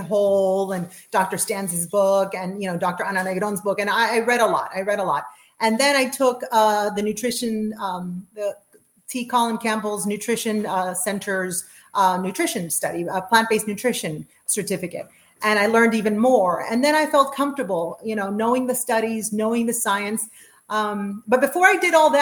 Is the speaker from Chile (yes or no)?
yes; Chile; also born or lived in South America; now in United States; I'm from Chile